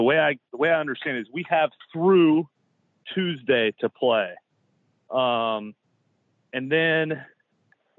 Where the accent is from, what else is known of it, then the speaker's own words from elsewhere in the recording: Iowa, United States; moved away; I grew up in Iowa